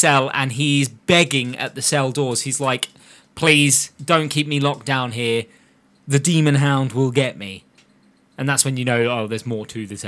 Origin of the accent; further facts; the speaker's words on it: United Kingdom; We're British.